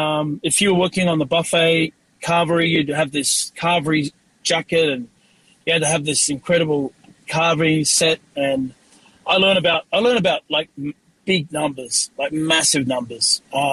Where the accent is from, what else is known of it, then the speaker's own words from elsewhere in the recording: Australia; I got to play with some really great growing up in Australia.